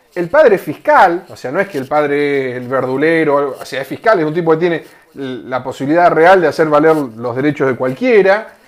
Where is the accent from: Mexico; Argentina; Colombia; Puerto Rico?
Argentina; soy argentino